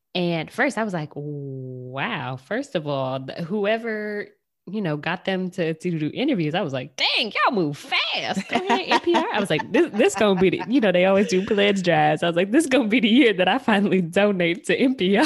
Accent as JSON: {"language": "English", "region": "Michigan", "country": "United States", "said": "I'm from Michigan"}